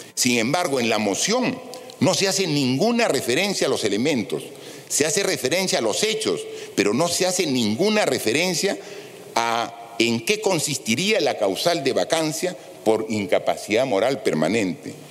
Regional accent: Peru; como cualquier peruano

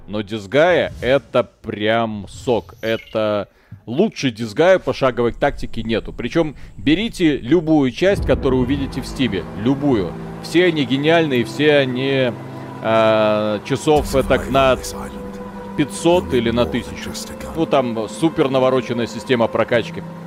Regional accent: Belarus; у нас Беларусь страна называется

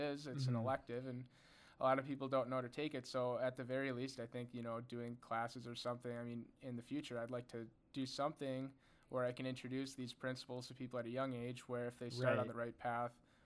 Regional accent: Bloomington, United States; I grew up right here in Bloomington.

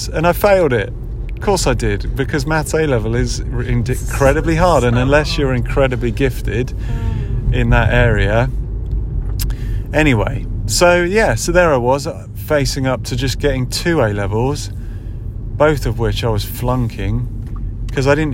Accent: Buckinghamshire, South East England, United Kingdom; I grew up in Buckinghamshire, which is a grammar school area

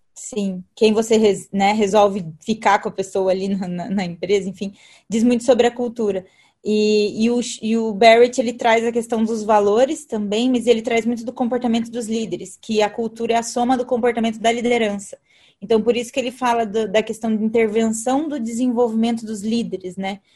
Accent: Alumínio, São Paulo, Brazil; moved away; eu vim do interior de São Paulo. Então, eu vim de uma cidade chamada Alumínio

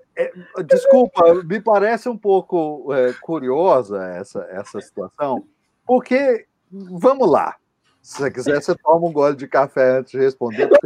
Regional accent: interior of São Paulo, Brazil; now in São Paulo, Brazil; Eu não sou paulistano, eu sou do interior

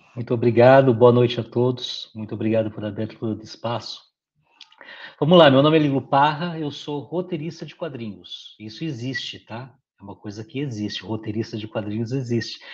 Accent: São Paulo, Brazil; Sou paulistano, beirando 50 anos

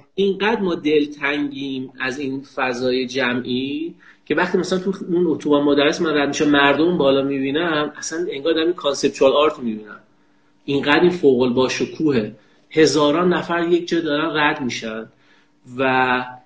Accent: Kerman, Kerman Province, Iran; در کودکیم که در کرمان زندگی میکنم

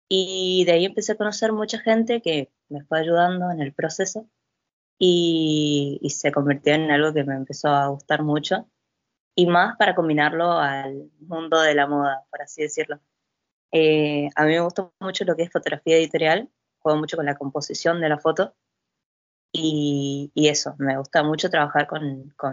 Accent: Chaco, Argentina; Sí, yo viví mucho tiempo en el Chaco

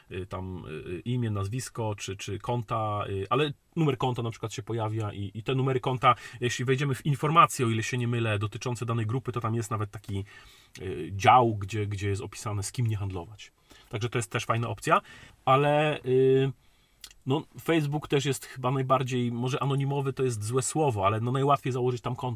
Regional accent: Silesian Voivodeship, Poland

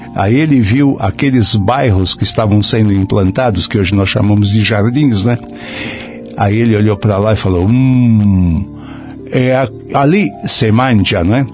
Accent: São Paulo, Brazil; a Moca, onde eu nasci

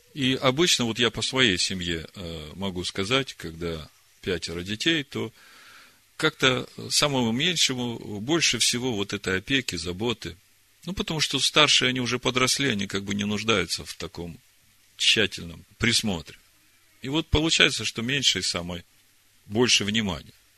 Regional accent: Horlivka, Donetsk Oblast, Ukraine; moved away; я единственный сын у родителей, и живут они в Горловке, и я родился в Горловке

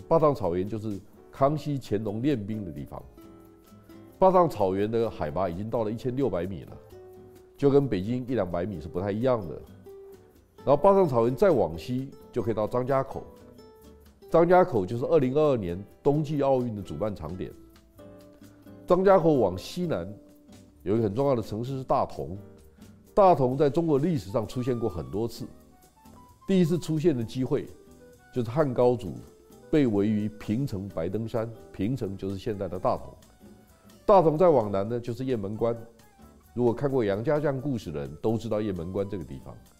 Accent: Taiwan; 我们台湾人在心理上有很大的困境

